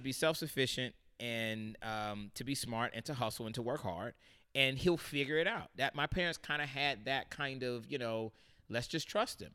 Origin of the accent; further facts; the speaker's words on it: St. Petersburg, Florida, United States; moved away; growing up in Saint Pete, Florida